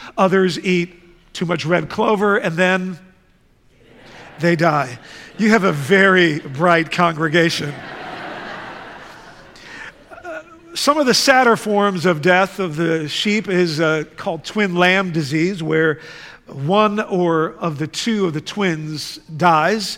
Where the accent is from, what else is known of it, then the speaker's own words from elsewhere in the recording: The Hague, South Holland, Netherlands; moved away; I grew up in the Netherlands. In fact, I grew up in the city of The Hague